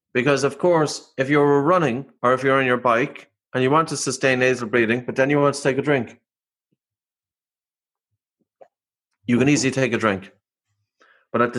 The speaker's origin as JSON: {"language": "English", "country": "Ireland", "said": "I'm Irish"}